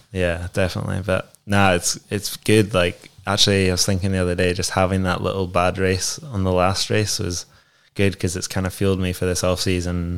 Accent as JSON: {"language": "English", "region": "Scotland", "country": "United Kingdom", "said": "we're Scottish"}